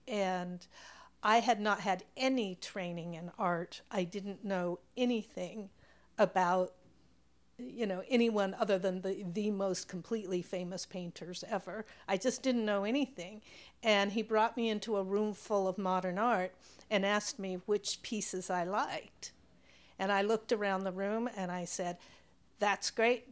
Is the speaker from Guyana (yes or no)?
no; Pacific Northwest, United States; I was from the West Coast, Pacific Northwest.